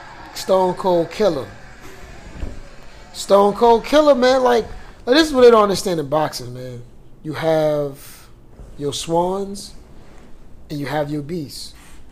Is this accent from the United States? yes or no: yes; United States; I'm American.